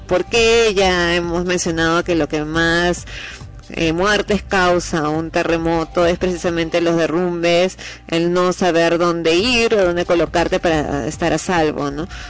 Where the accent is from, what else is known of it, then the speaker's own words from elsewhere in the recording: Peru; como peruano